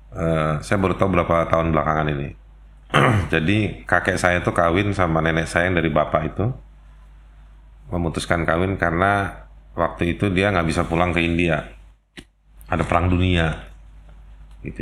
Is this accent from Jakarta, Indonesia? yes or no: yes; Jakarta, Indonesia; saya ya lahir di Jakarta